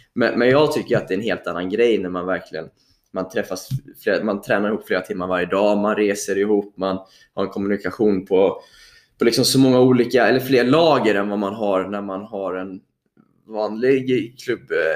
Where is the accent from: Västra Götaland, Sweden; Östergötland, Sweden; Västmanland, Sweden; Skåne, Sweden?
Västra Götaland, Sweden; Mölndal; jag är uppväxt i, i Mölndal utanför Göteborg